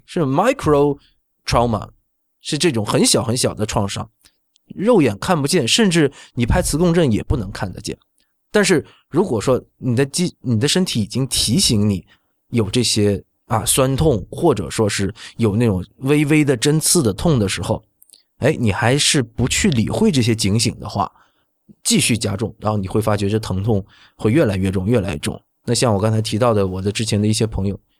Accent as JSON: {"language": "Chinese", "region": "Northeast China", "country": "China", "tie": "born or raised there", "moved": "yes", "said": "我出生在东北啊，东北的话，只管 就是那个冰骨，就是前面那一块骨头叫， 叫波楞盖儿"}